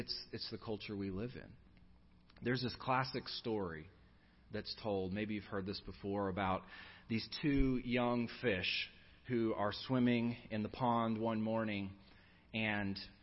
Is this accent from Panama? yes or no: no; United States; the country that God has sovereignly placed me in and had me born into